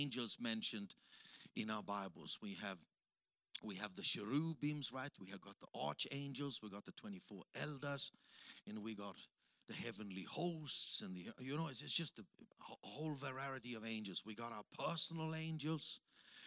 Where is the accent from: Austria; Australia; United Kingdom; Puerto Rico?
Austria; English is a second language; moved away as an adult; also born or lived in Africa; now in Tanzania; I'm from Austria.